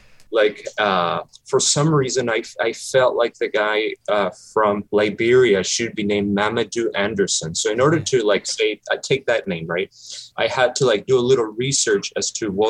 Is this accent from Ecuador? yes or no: yes; Ecuador; English is a second language; He's from my country. I'm originally from Ecuador.